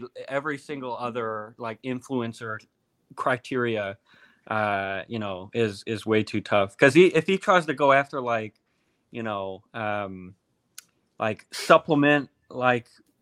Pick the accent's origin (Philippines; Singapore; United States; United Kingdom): United States; Midwest; I'm from the Midwest